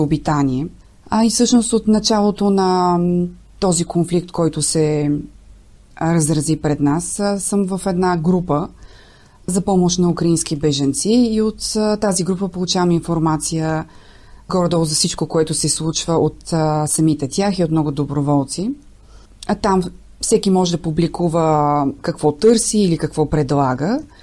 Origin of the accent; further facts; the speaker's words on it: Nesebar, Burgas Province, Bulgaria; now in Sofia, Bulgaria; от Несебър, макар че живея в София